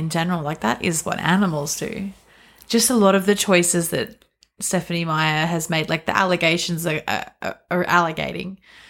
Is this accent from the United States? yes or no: no; Australia; We're Australian.